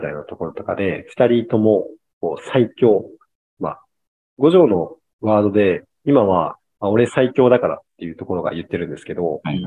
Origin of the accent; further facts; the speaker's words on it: Kyushu, Japan; moved away as an adult; 地元が九州なんですけど